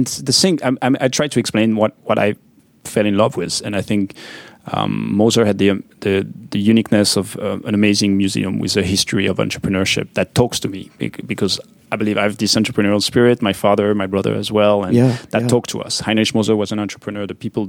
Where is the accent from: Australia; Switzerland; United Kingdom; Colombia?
Switzerland; French-speaking Switzerland; English is a second language; I grew up on the French side, but I studied part of my studies in engineering on the German side, so I could speak both languages.